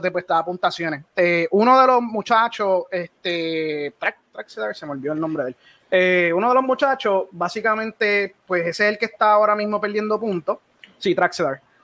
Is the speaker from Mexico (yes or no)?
no; Puerto Rico; yo soy de Puerto Rico